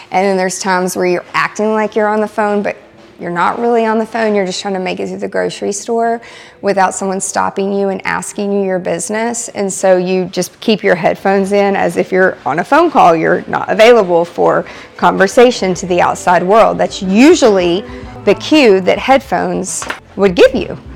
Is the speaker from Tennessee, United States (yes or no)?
yes; Lebanon, Tennessee, United States; from Lebanon, Tennessee.